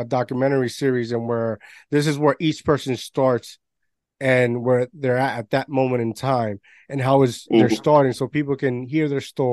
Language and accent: English; Puerto Rico; I grew up in Puerto Rico with my grandparents